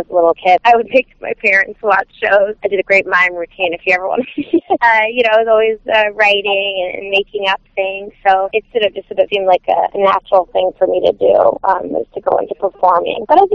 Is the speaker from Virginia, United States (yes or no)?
yes; Virginia, United States; I grew up in Virginia, so I went to the Smithsonian, you know, throughout my childhood